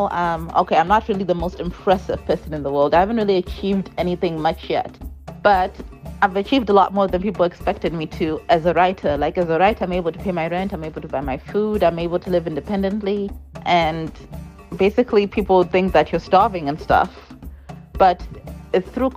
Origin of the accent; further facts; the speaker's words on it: Zimbabwe; I come from Zimbabwe, and the mentality in Zimbabwe is that there's no future within the arts industry